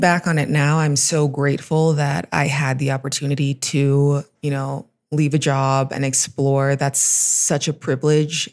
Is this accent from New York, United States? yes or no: no; Los Angeles, California, United States; moved away as an adult; also born or lived in Pittsburgh, Pennsylvania; now in Mexico City, Mexico; I'm from Los Angeles